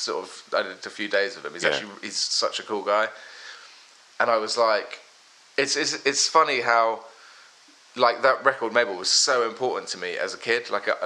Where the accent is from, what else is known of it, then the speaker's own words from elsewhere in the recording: London, United Kingdom; born there; also born or lived in Worthing / Philadelphia; I actually was born in London. I was born in London, then, because I'm half American.